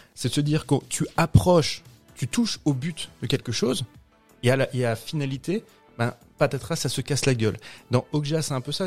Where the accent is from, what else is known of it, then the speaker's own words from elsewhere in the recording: France; nous, Français